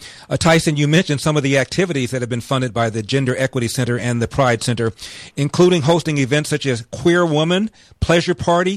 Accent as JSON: {"language": "English", "region": "California", "country": "United States", "said": "right here in my home state of California."}